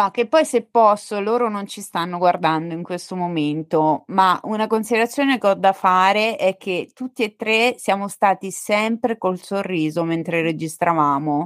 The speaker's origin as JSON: {"language": "Italian", "region": "Marche", "country": "Italy", "accent": "marchigiano", "said": "sono marchigiana"}